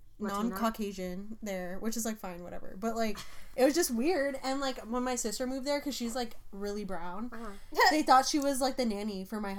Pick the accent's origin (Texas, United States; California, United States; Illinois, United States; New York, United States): California, United States; also born or lived in Virginia; Yeah, but I'm also from California